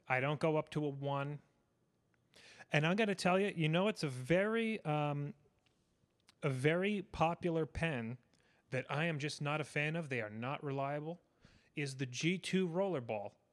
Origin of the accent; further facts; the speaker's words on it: New York City, New York, United States; I grew up in New York City.